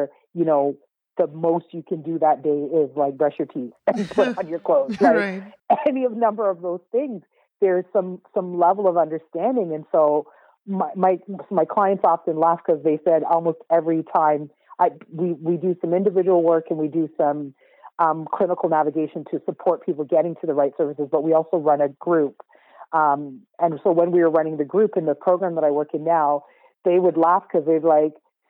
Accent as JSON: {"language": "English", "country": "Canada", "tie": "born or raised there", "said": "because I was born in Canada, I am a Canadian by birth. I very much identify with my Caribbean heritage, but I was born here."}